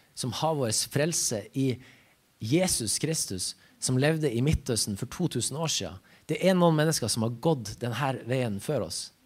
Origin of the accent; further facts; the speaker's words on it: Ramfjorden, Troms, Norway; jeg kommer ifra Ramfjorden.